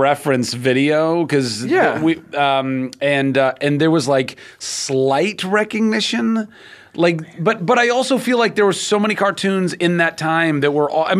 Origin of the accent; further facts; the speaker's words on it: Ventura, California, United States; I grew up in Ventura